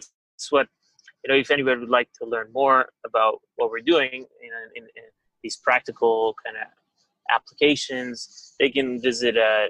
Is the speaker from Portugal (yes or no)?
yes; Portugal; also born or lived in Goa, India (parents); now in Los Angeles, United States; I'm based out of Los Angeles. I was born in Portugal, but I live in LA right now.